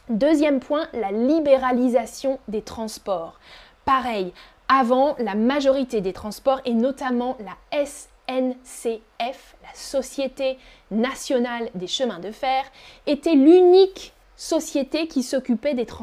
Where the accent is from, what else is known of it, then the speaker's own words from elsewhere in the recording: France; Avant, moi, quand j'étais petite en France, on n'avait pas école le mercredi.